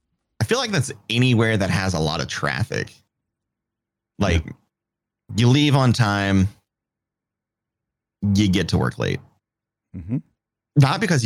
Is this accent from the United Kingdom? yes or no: yes; United Kingdom; So I'm British.